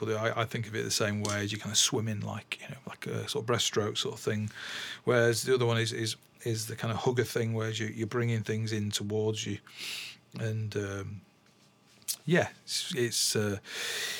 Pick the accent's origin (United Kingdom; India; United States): United Kingdom; England; I'm English